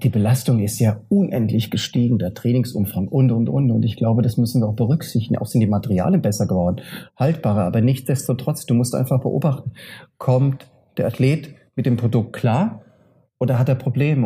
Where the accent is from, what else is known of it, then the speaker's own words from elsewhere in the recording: Frankfurt/Offenbach, Hesse, Germany; Und bei Frankfurt Offenbach meine Heimatregion ist